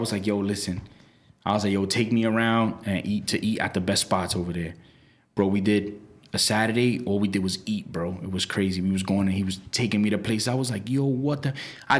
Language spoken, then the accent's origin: English; New York City, New York, United States; I'm in a tough spot because I'm from Brooklyn. You know I'm from Brooklyn, bro. Everything I do is Brooklyn.